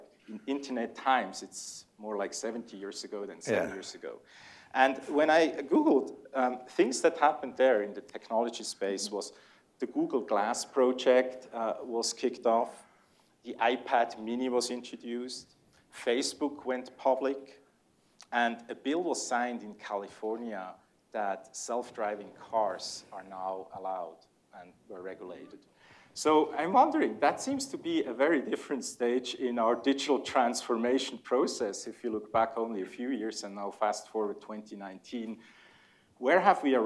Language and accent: English; Switzerland; accent: Swiss; English is a second language; my Swiss accent is so strong when I speak German that it's easier for the Germans when I talk English